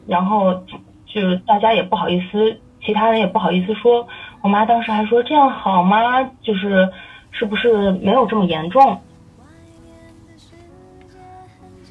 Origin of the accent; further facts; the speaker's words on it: Tianjin, China; now in Berlin, Germany; 我们天津人